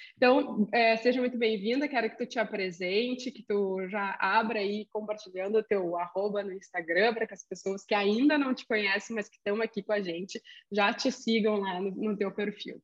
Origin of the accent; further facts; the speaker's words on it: Rio Grande do Sul, Brazil; accent: gauchês; sou gaúcha mesmo